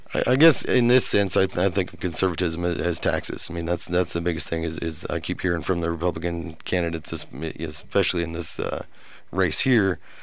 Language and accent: English; Nebraska, United States; moved away as an adult; also born or lived in Iowa; now in Lubbock, United States; I'm from Nebraska originally